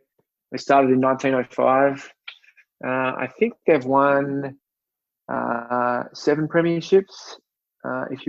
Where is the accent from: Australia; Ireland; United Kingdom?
Australia; Sydney, New South Wales; moved away as an adult; also born or lived in Manly; now in Baltimore, United States; I grew up on Sydney's northern beaches in a little beach town called Collaroy.